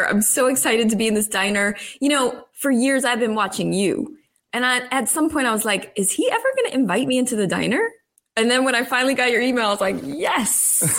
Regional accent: Mahopac, New York, United States; moved away as an adult; also born or lived in Long Island; now in Los Angeles, United States; I'm New York, just like you, the state of. I didn't grow up in Manhattan, but I grew up in a town called Mayapack, which is an hour north of the city.

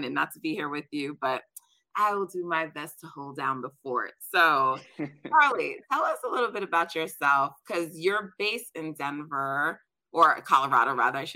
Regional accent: Jamaica; I'm Jamaican, so we're track people in my family.

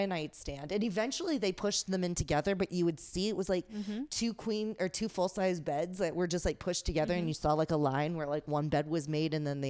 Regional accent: New Orleans, Louisiana, United States; I grew up in New Orleans.

